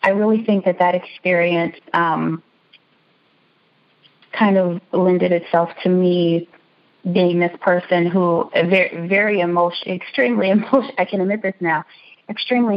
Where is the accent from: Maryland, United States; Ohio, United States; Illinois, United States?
Illinois, United States; Chicago; the house that we grew up in Chicago